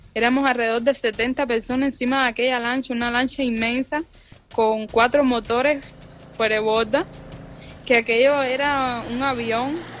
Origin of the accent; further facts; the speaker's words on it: Cuba; moved away as an adult; also born or lived in Maracaibo, Venezuela; now in United States; éramos alrededor de ocho cubanos